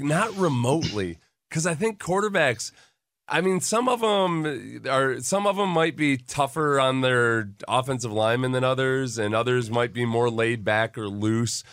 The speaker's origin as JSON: {"language": "English", "region": "Western New York", "country": "United States", "tie": "born or raised there", "said": "I grew up in Western New York"}